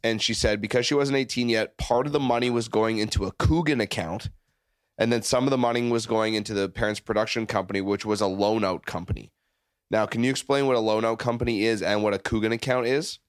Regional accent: Canada; now in United States; I've been here for fifteen years. I'm from Canada, neighboring country

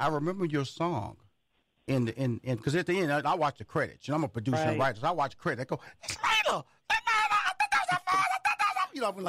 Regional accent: Houston, Texas, United States; I'm from Houston, Texas, so, you know, NASA has been a big part of my life, the space program.

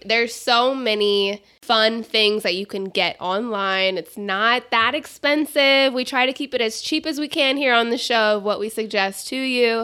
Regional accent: Phoenix, Arizona, United States; also born or lived in North Carolina; I grew up here in Phoenix

